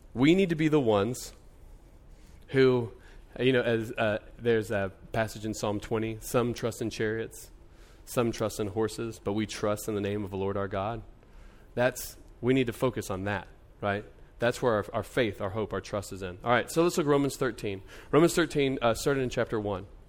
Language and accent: English; United States